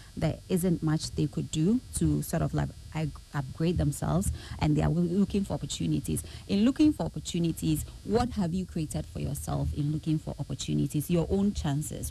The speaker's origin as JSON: {"language": "English", "town": "Kumasi", "region": "Ashanti", "country": "Ghana", "tie": "born or raised there", "said": "I was born and bred in the Ashanti region, Kumasi"}